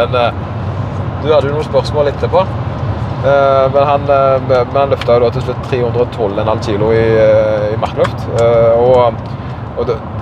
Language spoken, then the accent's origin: Norwegian; Karmøy, Rogaland, Norway; accent: Karmøy dialect; jeg har på en måte denne karmøydialekta som er litt utvanna, men vanskelig